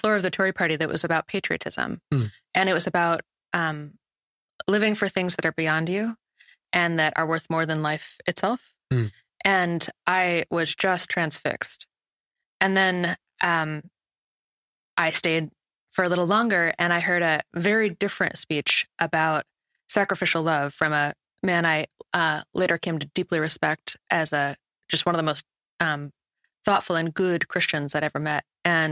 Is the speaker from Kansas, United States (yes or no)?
yes; Kansas, United States; I grew up in Kansas